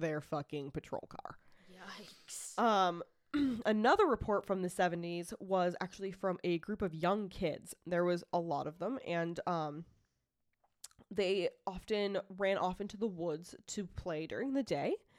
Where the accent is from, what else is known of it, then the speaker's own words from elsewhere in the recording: Franklin, Massachusetts, United States; moved away; I grew up in Franklin, Massachusetts. It, I, I don't live there anymore